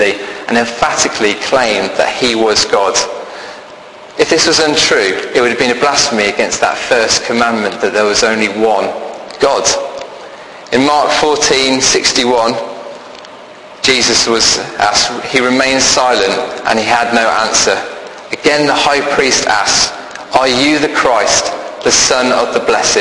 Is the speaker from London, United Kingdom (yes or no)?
no; Birmingham, West Midlands, United Kingdom; accent: Brummie; I'm from Birmingham, so I can do this in a Brummie voice.